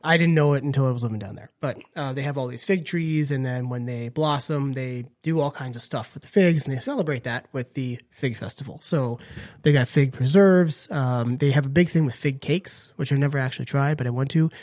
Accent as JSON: {"language": "English", "region": "Northern Virginia", "country": "United States", "tie": "born or raised there", "moved": "yes", "lives_now": "Outer Banks, United States", "said": "I grew up in Northern Virginia, and there is a town called Clifton"}